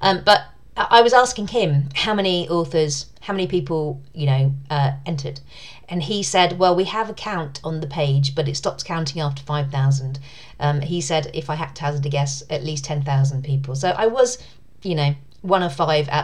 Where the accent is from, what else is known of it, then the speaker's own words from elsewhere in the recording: United Kingdom; accent: British; my sexy British accent